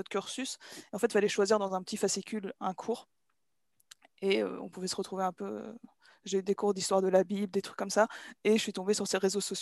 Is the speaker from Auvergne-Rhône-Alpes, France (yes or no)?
no; Normandy, France; Je suis normande, oui.